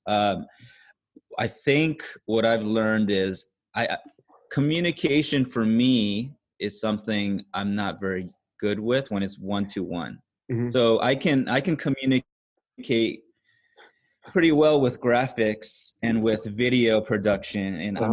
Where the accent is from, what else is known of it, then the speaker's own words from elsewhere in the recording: California, United States; moved away as an adult; also born or lived in Korea; now in Singapore; I am from the States, uh, California specifically